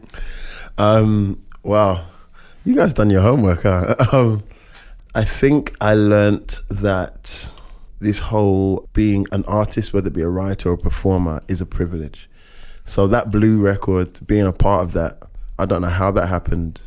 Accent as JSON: {"language": "English", "country": "United Kingdom", "said": "I'm I'm a British Caribbean"}